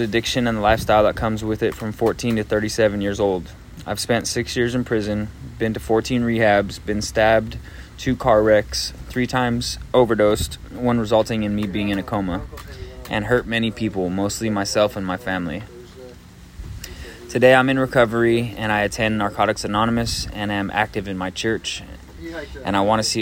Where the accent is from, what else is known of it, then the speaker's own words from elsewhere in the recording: San Gabriel Valley, Los Angeles County, California, United States; moved away as an adult; now in La Mesa, United States; I live in La Mesa, and I'm a new resident to this area. I'm originally from San Gabriel Valley in Los Angeles County